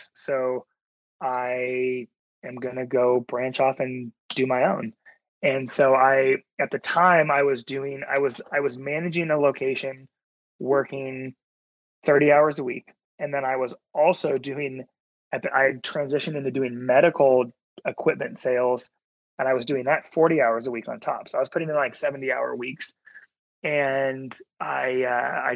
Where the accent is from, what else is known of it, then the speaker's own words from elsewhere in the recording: Oregon, United States; the hometown I grew up in Oregon